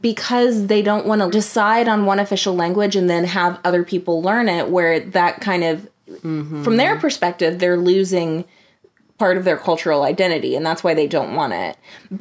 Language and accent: English; United States; as an American